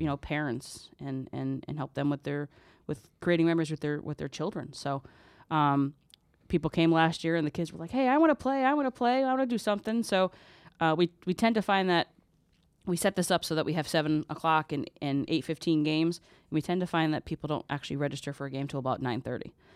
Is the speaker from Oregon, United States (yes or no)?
no; Derby, Connecticut, United States; now in Ansonia, United States; I grew up in Derby.